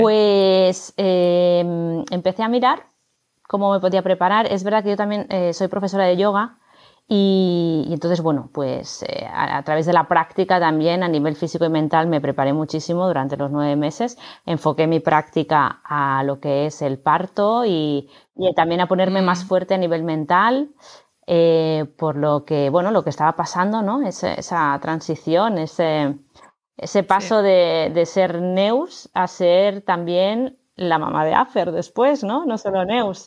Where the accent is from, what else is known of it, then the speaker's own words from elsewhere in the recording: Barcelona, Catalonia, Spain; now in Madrid, Spain; yo vivo en Madrid, soy de Barcelona, pero vivo en Madrid